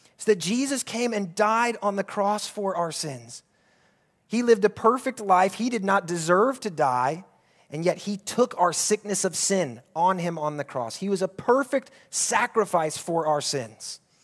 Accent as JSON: {"language": "English", "country": "United States", "tie": "born or raised there", "moved": "as an adult", "lives_now": "Abu Dhabi, United Arab Emirates", "said": "my hometown back in the U S"}